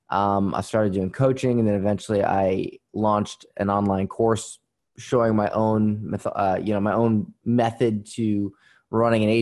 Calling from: Florida, United States; Florida. Um, uh, uh, well, today uh, cloudy Florida, not not sunny Florida.

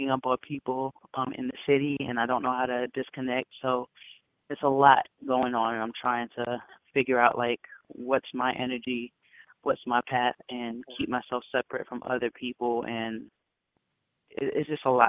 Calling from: Bronx, New York, United States; I'm calling from the Bronx.

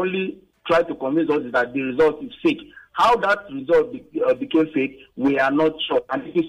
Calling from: Ikoyi, Lagos, Nigeria; I'm calling from Ikoyi.

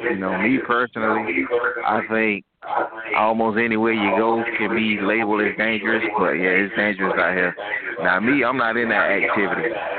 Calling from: Jacksonville, Florida, United States; I'm in Florida, Jacksonville, Florida.

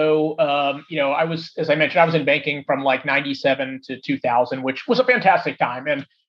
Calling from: Los Gatos, California, United States; I'm actually sitting in Los Gatos, which is where my house is.

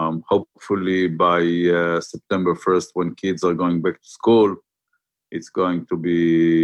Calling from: Herzliya, Tel Aviv District, Israel; From my office in Herzliya.

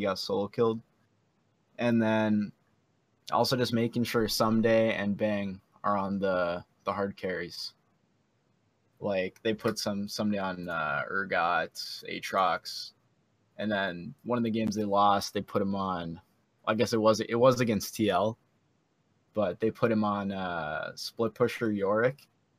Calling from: Detroit Lakes, Minnesota, United States; Just a fan. Detroit Lakes, Minnesota.

